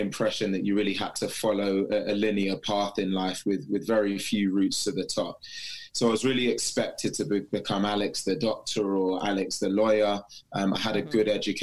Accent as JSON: {"language": "English", "country": "United Kingdom", "tie": "born or raised there", "said": "Born and bred in the UK"}